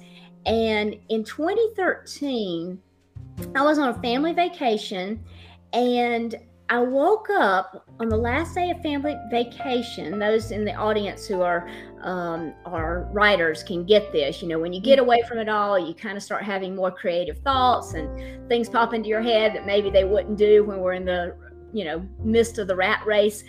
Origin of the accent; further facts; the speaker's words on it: the South, United States; I am not just not from Boston, I'm from the South